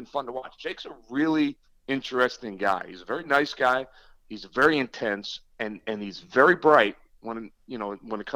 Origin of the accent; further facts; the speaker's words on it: New Jersey, United States; I grew up a kid in South Jersey